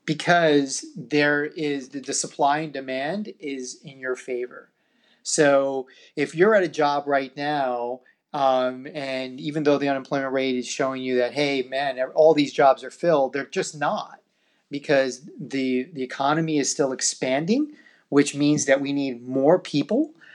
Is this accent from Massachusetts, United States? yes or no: no; New York, United States; my hometown of New York.